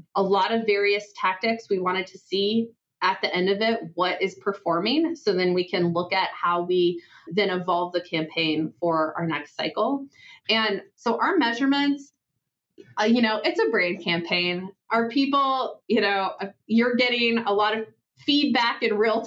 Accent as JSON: {"language": "English", "region": "Oregon", "country": "United States", "moved": "yes", "lives_now": "Idaho, United States", "said": "I'm from the Northwest, I'm from Oregon"}